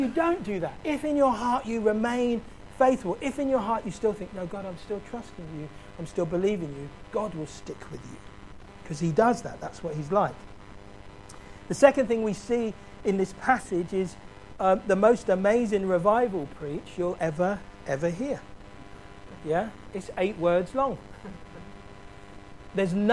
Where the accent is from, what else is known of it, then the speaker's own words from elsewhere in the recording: London, United Kingdom; I grew up in South London